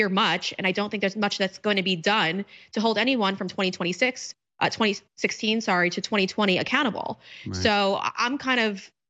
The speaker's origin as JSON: {"language": "English", "region": "New York", "country": "United States", "moved": "yes", "said": "I'm from New York and I don't live there now, obviously, but I still have family there"}